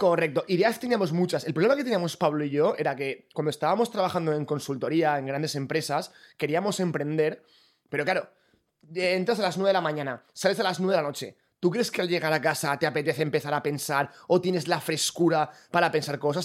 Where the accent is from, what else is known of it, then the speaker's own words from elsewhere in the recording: Valencia, Valencian Community, Spain; moved away as an adult; also born or lived in Sydney, Australia; soy de Valencia